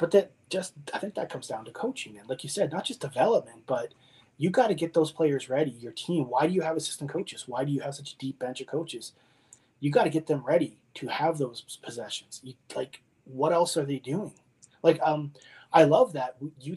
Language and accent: English; Windsor, Ontario, Canada; I'm from Windsor